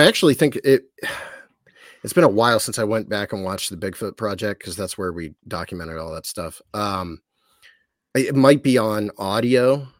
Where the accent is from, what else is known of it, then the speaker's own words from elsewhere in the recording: Bolivar, Ohio, United States; I grew up in Bolivar, which is no one knows where that's it's a tiny town off of 77 between like New Philadelphia and Canton.